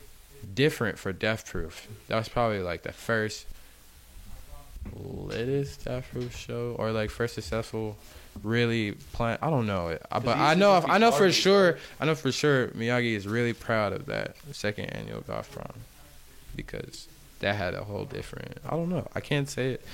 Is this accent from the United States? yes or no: yes; Charlotte, North Carolina, United States; born there; I was born here in Charlotte, North Carolina.